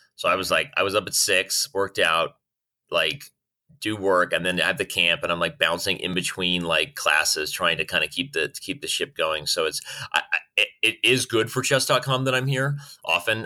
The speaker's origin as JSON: {"language": "English", "region": "Arizona", "country": "United States", "tie": "born or raised there", "said": "born and raised in Arizona"}